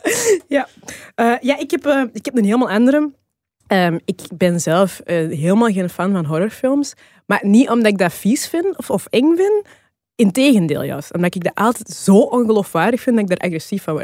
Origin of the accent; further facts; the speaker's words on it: Flanders, Belgium; also born or lived in Rwanda; in Rwanda geboren. Ik heb een Rwandeese biologische familie en ik ben hier opgegroeid. Ik heb, ehm, ehm, Belgische, Vlaamse, eh, adoptieouders